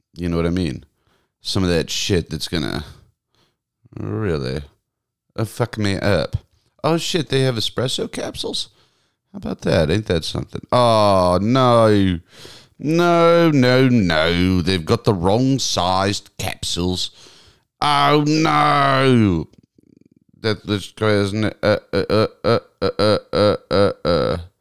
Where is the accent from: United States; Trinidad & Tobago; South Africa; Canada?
United States; the South; moved away; I grew up in the South. We didn't get snow.